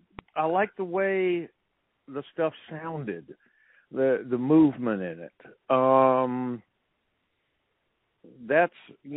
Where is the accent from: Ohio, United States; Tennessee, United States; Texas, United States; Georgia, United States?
Georgia, United States; Sandy Springs; moved away as an adult; also born or lived in San Diego; now in Nashville, United States; I grew up in Atlanta, north of Atlanta, in an area called Sandy Springs, which was nicknamed the Golden Ghetto.